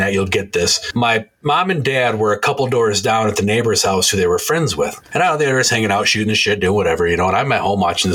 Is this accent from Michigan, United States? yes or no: yes; Michigan, United States; I'm from Michigan. We play euchre here